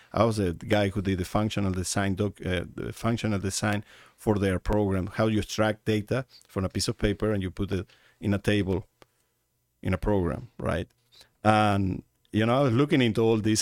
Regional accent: Uruguay; moved away as an adult; now in Arizona, United States; in the country I was born in Uruguay

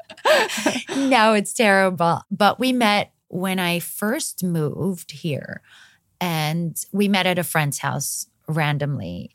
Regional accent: Greece; moved away as an adult; also born or lived in Montenegro / Los Angeles, United States; now in United States; I'm from Montenegro. My family moved to Greece when I was nine years old. I grew up there.

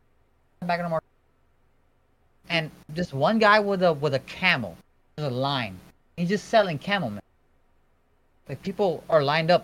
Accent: United States; There's people living there, and like I'm from America, and my cousins are there.

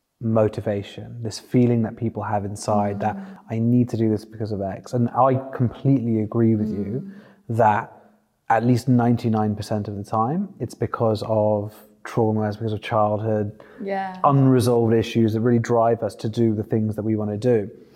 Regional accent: London, United Kingdom; growing up in the UK, especially growing up in London

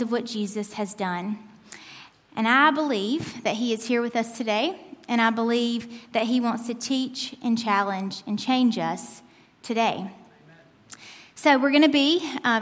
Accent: United States; moved away as an adult; also born or lived in Turkey; I'm an American. Born and raised

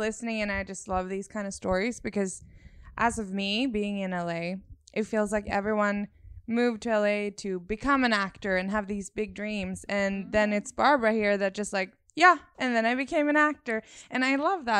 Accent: Sweden; moved away as an adult; I'm from Sweden originally. I moved here 2 years ago.

